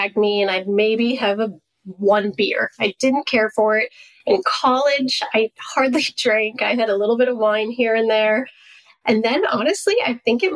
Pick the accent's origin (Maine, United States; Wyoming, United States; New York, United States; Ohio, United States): Maine, United States; I grew up in Maine